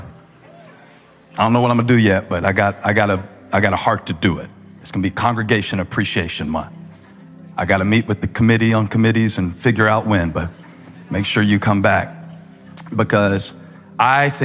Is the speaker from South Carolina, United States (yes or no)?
yes; Moncks Corner, South Carolina, United States; I'm from Monk's Corner